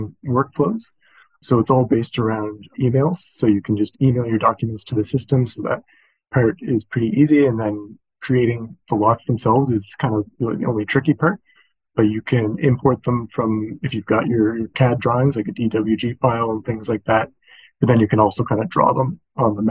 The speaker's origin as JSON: {"language": "English", "country": "Canada", "also_born_or_lived": "New Zealand", "said": "I'm a civil engineer by training, and I'm from Canada."}